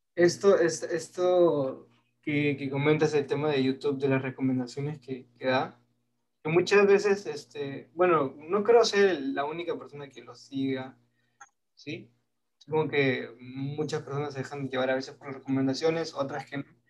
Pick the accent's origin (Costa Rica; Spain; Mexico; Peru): Peru; soy peruano